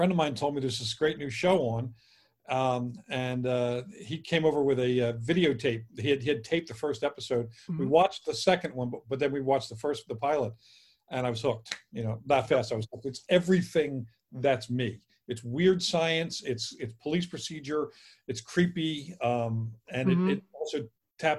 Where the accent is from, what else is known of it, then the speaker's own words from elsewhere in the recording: Philadelphia, Pennsylvania, United States; I'm from Philly and I spent a lot of time in Jersey